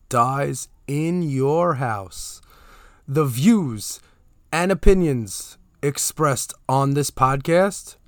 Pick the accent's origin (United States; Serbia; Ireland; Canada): United States; as an American